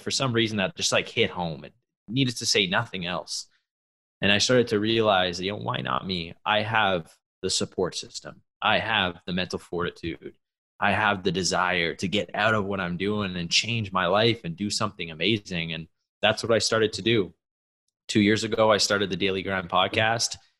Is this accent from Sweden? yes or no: no; Canada; an athlete growing up in Canada